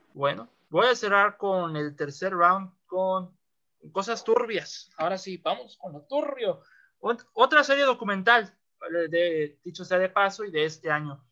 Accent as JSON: {"language": "Spanish", "region": "northern Mexico", "country": "Mexico", "said": "yo soy el norteño"}